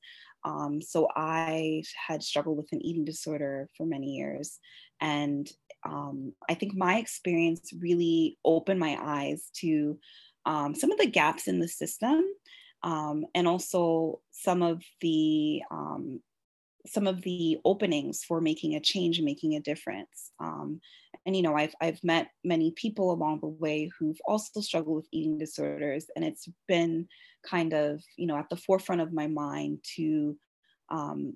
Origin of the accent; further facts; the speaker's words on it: Toronto, Ontario, Canada; I'm from Toronto, born and raised